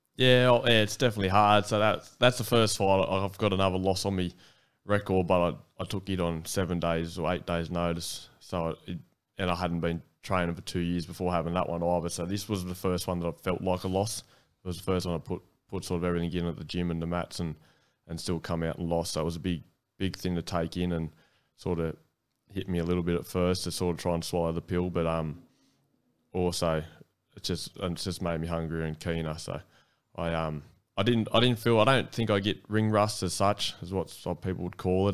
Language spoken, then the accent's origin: English; Lithgow, New South Wales, Australia; moved away as an adult; also born or lived in Newcastle / Central Coast; growing up in Lithgow, there wasn't, wasn't much around